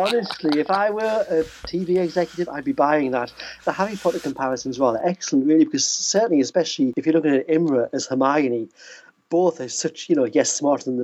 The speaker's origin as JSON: {"language": "English", "country": "United Kingdom", "tie": "born or raised there", "said": "being a British kid"}